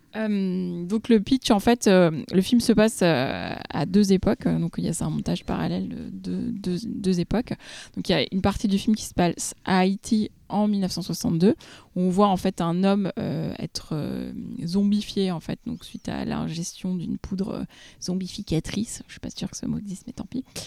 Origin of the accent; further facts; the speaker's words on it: France; nous, en tant que Français